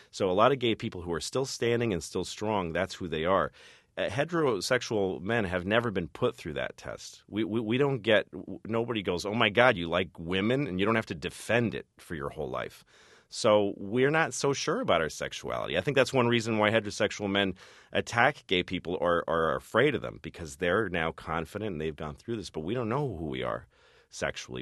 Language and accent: English; Newton, Massachusetts, United States; moved away as an adult; also born or lived in New York; I grew up in Newton